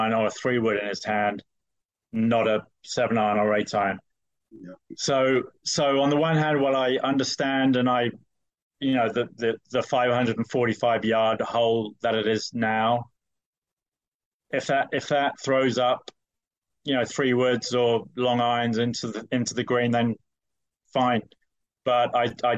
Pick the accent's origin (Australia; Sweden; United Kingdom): United Kingdom; moved away as an adult; now in United States; I'm British, but I've been in the States for 20 years